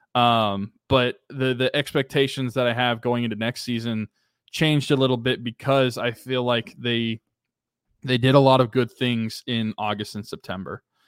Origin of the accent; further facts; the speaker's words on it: Pennsylvania, United States; now in Oklahoma, United States; my hometown areas